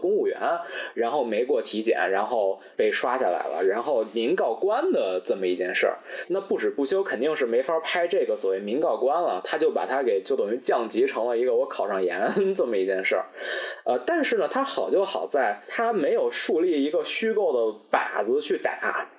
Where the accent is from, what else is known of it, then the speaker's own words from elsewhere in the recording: Beijing, China; 咱们作为北京人